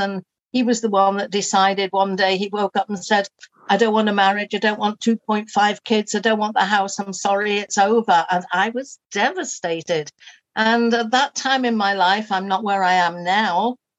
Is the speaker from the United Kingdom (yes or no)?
yes; Liverpool, North West England, United Kingdom; moved away as an adult; So I was brought up in Liverpool and I loved it, and I used to do ferry across the Mersey and all those sorts of things. Oh. And then moved away when I got to about 19 or 20.